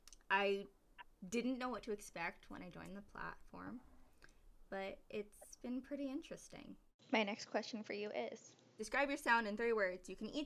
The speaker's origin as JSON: {"language": "English", "town": "New York City", "region": "New York", "country": "United States", "said": "where I'm from, I'm also from Staten Island, there is no music scene here."}